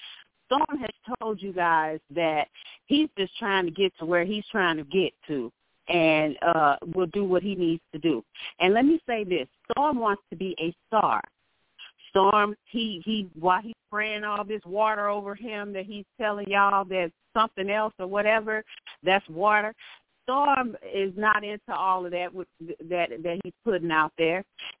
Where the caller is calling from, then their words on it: St. Louis, Missouri, United States; Okay, this is … from St. Louis, and I want to speak on this